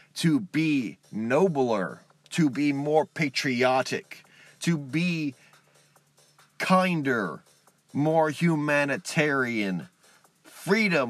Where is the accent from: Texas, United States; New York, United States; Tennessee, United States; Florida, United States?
Texas, United States; I'm a Texan